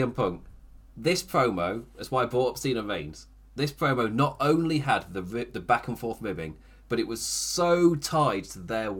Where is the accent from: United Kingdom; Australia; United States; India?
United Kingdom; As a British person